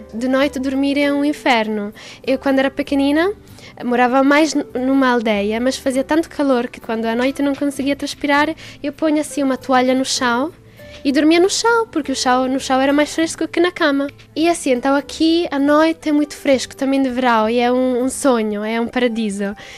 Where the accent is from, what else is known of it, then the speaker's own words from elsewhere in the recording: Florence, Tuscany, Italy; Portuguese is a second language; moved away as an adult; now in Portugal; venho de Florença, que é uma cidade na Toscana, em Itália. Sou cá há dois anos.